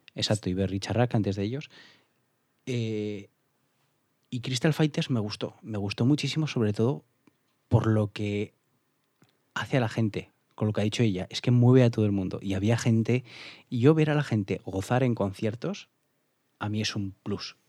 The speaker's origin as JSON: {"language": "Spanish", "town": "Alfaro", "region": "La Rioja", "country": "Spain", "tie": "born or raised there", "said": "en mi pueblo en Alfaro se hacía el alfarrock y he ido cuatro o cinco años con 14, 15, 16, 17 años"}